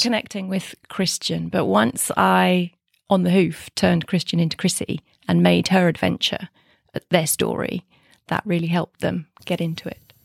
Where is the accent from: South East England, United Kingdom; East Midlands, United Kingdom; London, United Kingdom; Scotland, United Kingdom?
South East England, United Kingdom; Kent; also born or lived in Reading; I grew up in Kent, went to university in Reading